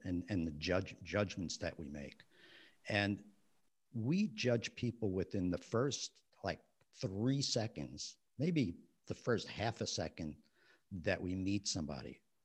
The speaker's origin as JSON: {"language": "English", "town": "West New York", "region": "New Jersey", "country": "United States", "tie": "born or raised there", "said": "I grew up in West New York, New Jersey"}